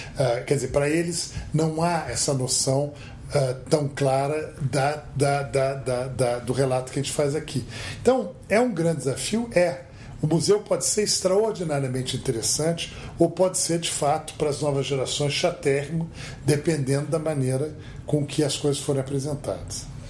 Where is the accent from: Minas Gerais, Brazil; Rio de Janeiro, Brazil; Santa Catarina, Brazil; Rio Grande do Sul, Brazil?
Rio de Janeiro, Brazil; now in São Paulo, Brazil; como paulista transplantado, digamos assim, nascido carioca, mas que mora em São Paulo há 32 anos